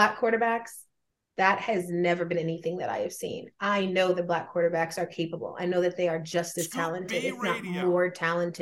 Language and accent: English; Georgia, United States; I'm from Georgia